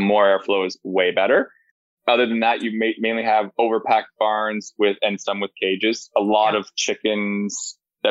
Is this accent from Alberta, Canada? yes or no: no; Ottawa, Ontario, Canada; now in Kitchener, Canada; I'm from Ottawa. I live in Kitchener